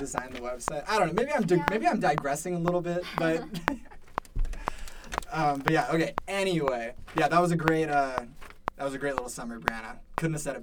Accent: Arizona, United States; I'm Arizona.

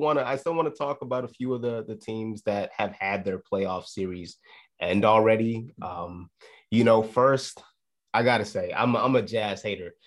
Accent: Chicago, Illinois, United States; The Chicago, the Chicago Bulls, um, j, real quick on them. My, my hometown team

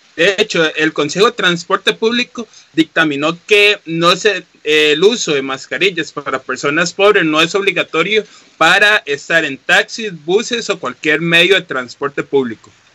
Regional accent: Desamparados, San José, Costa Rica; los que somos de Porbe

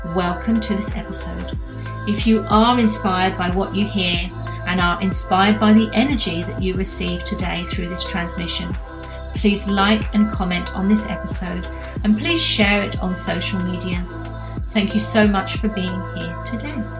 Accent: United Kingdom; now in Queensland, Australia; being a Brit

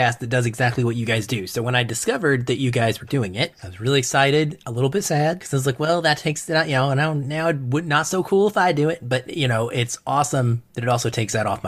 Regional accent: Arkansas, United States; I grew up in the South. I'm from Arkansas

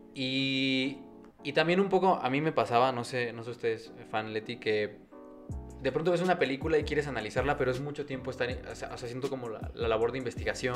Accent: Mexico; somos mexicanos

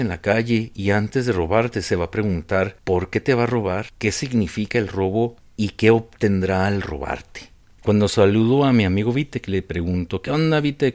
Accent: Ciudad Juárez, Chihuahua, Mexico; soy de Juárez

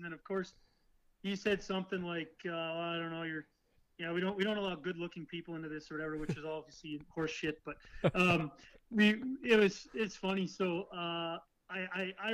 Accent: Canada; also born or lived in Kansas City, Missouri, United States / Pocatello, Idaho, United States

